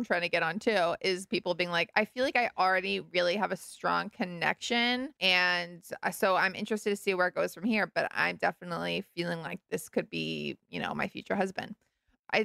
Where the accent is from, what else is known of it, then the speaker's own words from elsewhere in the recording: Malibu, California, United States; also born or lived in New York; I am from Malibu and also New York.